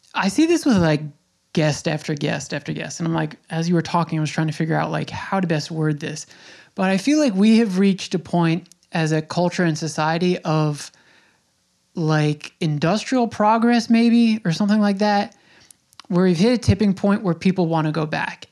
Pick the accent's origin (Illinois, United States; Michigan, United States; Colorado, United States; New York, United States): New York, United States; Smithtown; I grew up in Smithtown. I'm an eighty-six baby.